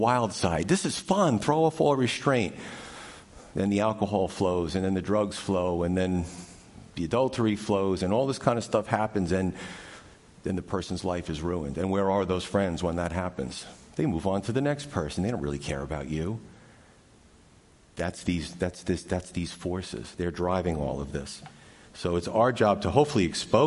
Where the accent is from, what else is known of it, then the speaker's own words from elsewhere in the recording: New York, United States; growing up in New York